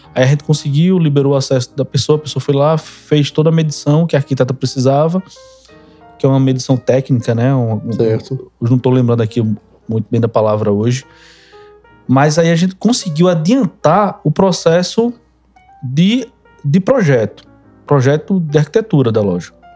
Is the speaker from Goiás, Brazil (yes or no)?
no; Recife, Pernambuco, Brazil; Sou natural de Recife. Minha vida inteira foi foi foi em Recife